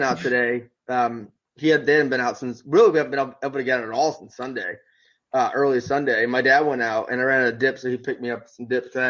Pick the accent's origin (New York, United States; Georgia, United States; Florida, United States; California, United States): New York, United States; Rochester; now in Texas, United States; I grew up in Rochester.